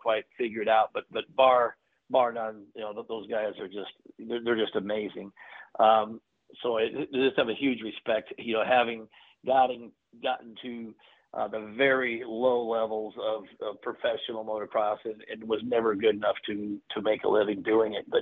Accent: California, United States; moved away; also born or lived in Texas; I grew up born in California

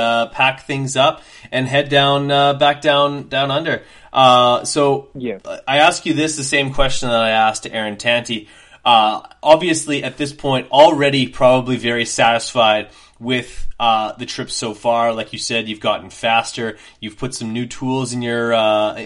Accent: Canada; myself as a Canadian

